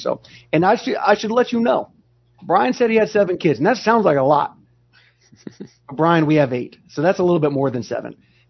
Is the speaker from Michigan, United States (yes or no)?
no; Long Beach, California, United States; So I was born in Long Beach, California, and all 18 years growing up, living under that.